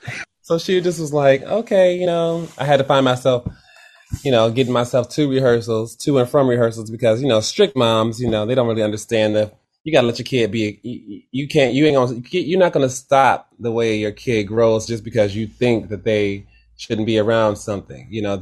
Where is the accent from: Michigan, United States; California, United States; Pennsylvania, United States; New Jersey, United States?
Michigan, United States; Detroit; Yes, I am.